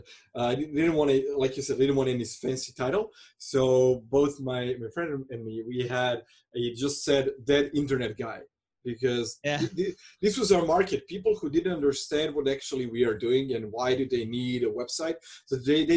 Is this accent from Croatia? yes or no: yes; Croatia; English is a second language; I'm from Croatia